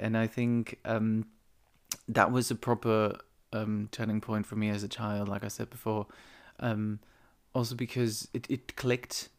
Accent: eastern Netherlands, Netherlands; moved away; my hometown, which is on the east of the Netherlands

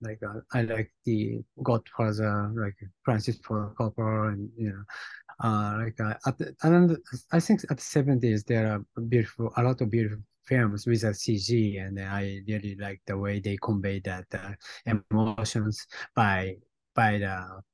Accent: Japan; born or raised there; English is a second language; also born or lived in Los Angeles; now in New York, United States

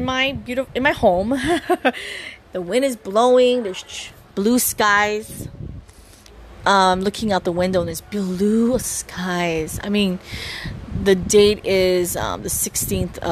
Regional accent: Oahu, Hawaii, United States; growing up here in the beautiful island of Oahu, I'm born and raised here

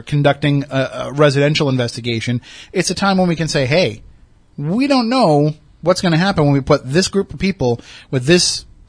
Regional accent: Plymouth, Massachusetts, United States; I grew up in Plymouth. I know the area.

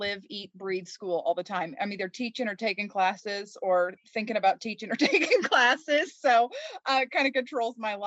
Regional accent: Kansas, United States; I grew up in Kansas. I've lived here my entire life.

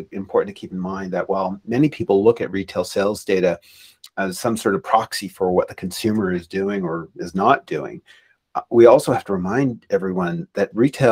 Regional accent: Canada; I'm Canadian

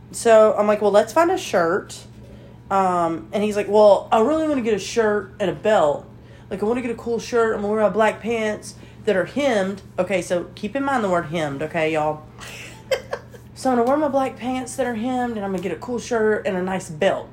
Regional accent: Alabama, United States; we're from Alabama

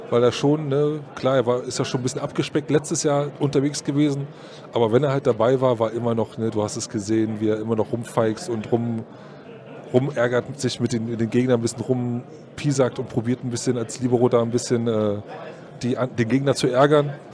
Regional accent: Berlin, Germany; Ich bin Berliner, bin da groß geworden ne?

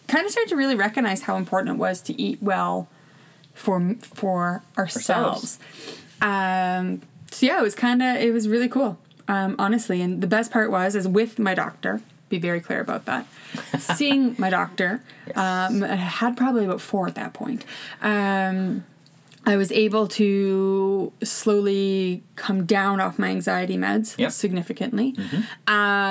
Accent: Ontario, Canada; moved away as an adult; also born or lived in Saskatchewan; we're from Ontario originally, we were living in Saskatchewan

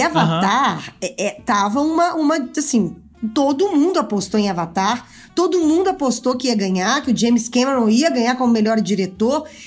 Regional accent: Minas Gerais, Brazil; eu sou mineira

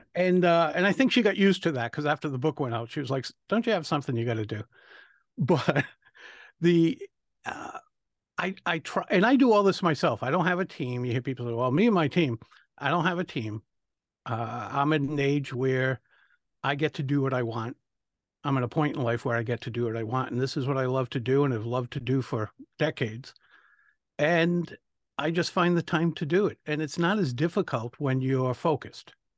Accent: Rhode Island, United States; I'm from Rhode Island

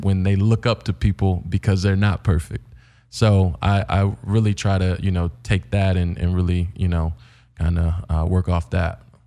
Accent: Indiana, United States; now in Los Angeles, United States; coming from Indiana

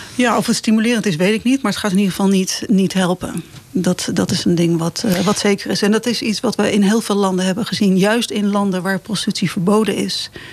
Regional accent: Het Gooi, North Holland, Netherlands; moved away; also born or lived in Amsterdam; mijn eigen oude dorp, het dorp waar ik ben opgegroeid, gedeeltelijk dan. Ik was ook al mhm. vroeg weg

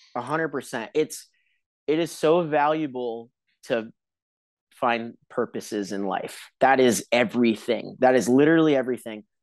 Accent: Huntington Beach, California, United States; I grew up in Huntington Beach

